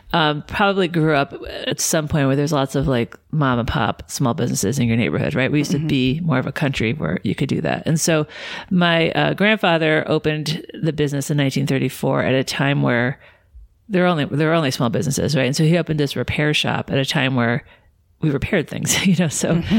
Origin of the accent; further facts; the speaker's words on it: Suffern, New York, United States; I was born in Suffern, New York, which is a suburb maybe about 30 minutes from New York City. Mm-hmm. And yeah, born and raised there.